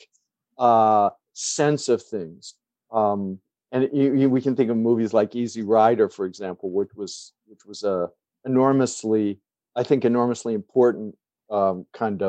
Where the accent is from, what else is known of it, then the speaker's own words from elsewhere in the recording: Midwest, United States; now in New York, United States; I grew up in the Midwest, but I'm also a New Yorker too. I've been here for a long time.